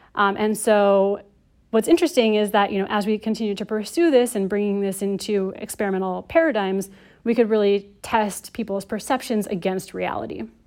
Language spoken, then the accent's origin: English; United States; I'm American